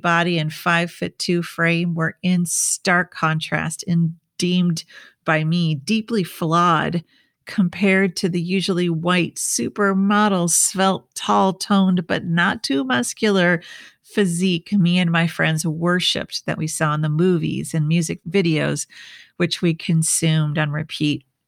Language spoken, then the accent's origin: English; Minnesota, United States; growing up in Minnesota in the 80s